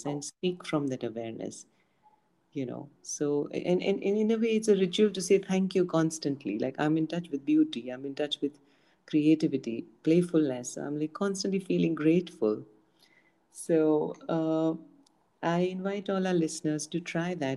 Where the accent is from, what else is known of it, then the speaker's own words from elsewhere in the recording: Pune, Maharashtra, India; I'm from India, Pune